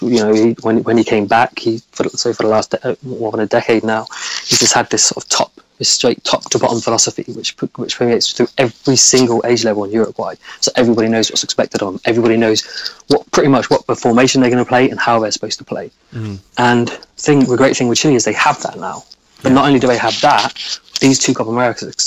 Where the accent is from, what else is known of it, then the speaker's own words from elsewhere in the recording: England, United Kingdom; I'm an Englishman